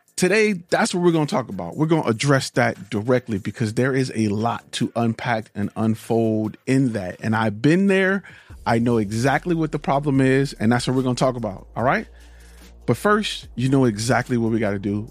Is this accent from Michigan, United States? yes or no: yes; Detroit, Michigan, United States; I'm a car guy, and I'm from Detroit